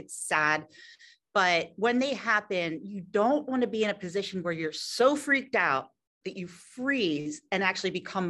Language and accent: English; Philadelphia, Pennsylvania, United States; Me too. I grew up in Philadelphia, so I can't help it.